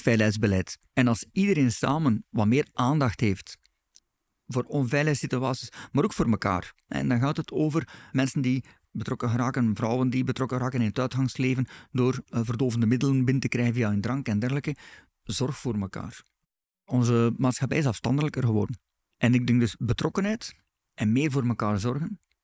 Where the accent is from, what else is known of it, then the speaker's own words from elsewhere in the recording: Belgium; wij als Belgen